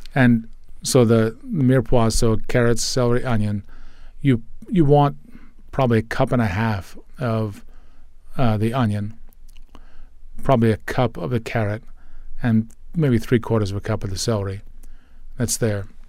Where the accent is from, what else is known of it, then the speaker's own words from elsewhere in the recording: United States; I'm an American boy.